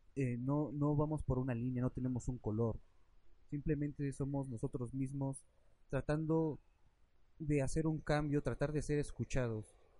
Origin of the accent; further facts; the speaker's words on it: Mexico; nosotros como mexicanos